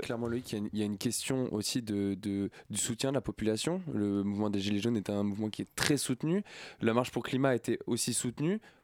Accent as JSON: {"language": "French", "area": "Basque Country", "region": "Nouvelle-Aquitaine", "country": "France", "said": "je viens du Pays Basque"}